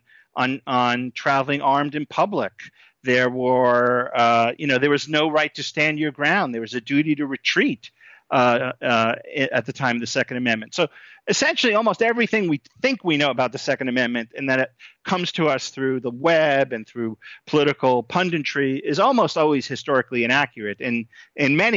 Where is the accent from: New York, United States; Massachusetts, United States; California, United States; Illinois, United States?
New York, United States; New York City; moved away; also born or lived in Ohio; I grew up in New York City